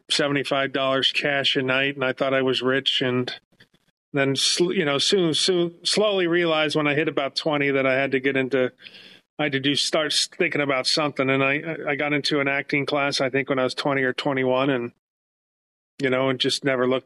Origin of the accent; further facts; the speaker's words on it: Los Angeles, California, United States; I'm born and raised in San Fernando Valley, Northridge, California